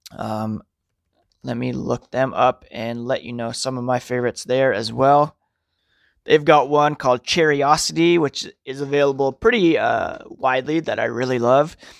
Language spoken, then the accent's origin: English; Ottawa, Ontario, Canada; I grew up in Ottawa